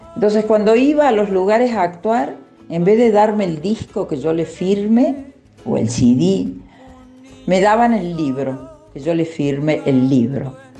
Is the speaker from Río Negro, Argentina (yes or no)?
no; Tulumba Department, Córdoba, Argentina; moved away; also born or lived in Buenos Aires; una zona muy hermosa y pintoresca, que es donde yo nací en realidad, que es el departamento de Tulumba, provincia de Córdoba. Allí me hice una, casita y es donde vivo